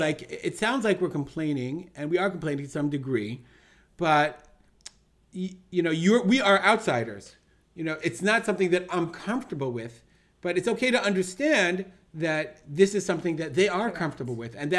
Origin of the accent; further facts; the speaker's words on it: United States; now in Israel; I'm being so American about this.